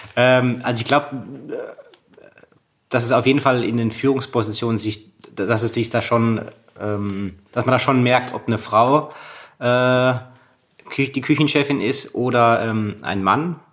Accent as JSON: {"language": "German", "town": "Freiburg", "region": "Baden-Württemberg", "country": "Germany", "tie": "born or raised there", "said": "in Freiburg, wo ich groß geworden bin"}